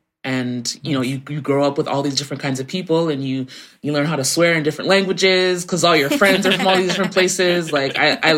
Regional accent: Toronto, Ontario, Canada; I was born and raised in Toronto. I lived like, you know, in the suburbs of Toronto for a little bit, maybe like 20 minutes out for a couple of years of my childhood. But yeah, I was pretty much born and raised in the city.

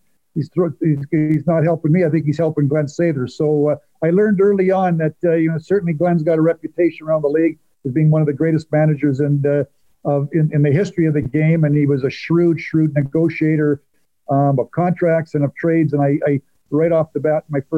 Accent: Medicine Hat, Alberta, Canada; moved away as an adult; we're both from Medicine Hat

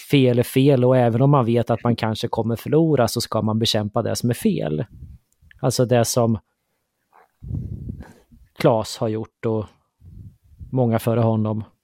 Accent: Sweden; jag sitter och funderar på hur vi är som svenskar lite grann sådär i gemen.

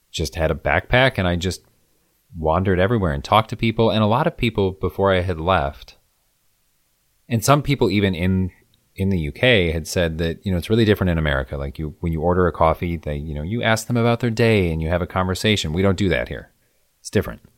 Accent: Midwest, United States; I'm from the Midwest

